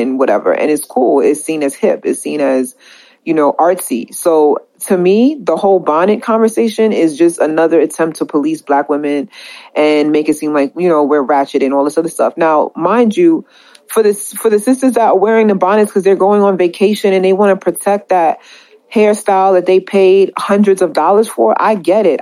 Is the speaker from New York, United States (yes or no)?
yes; New York, United States; I'm from New York